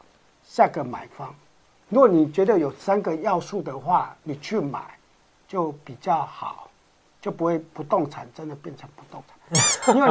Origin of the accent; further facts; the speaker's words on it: Yilan County, Taiwan; 那是我们宜兰人的收入来比较，如果对你们台中市的人或台北市的人来比是价格。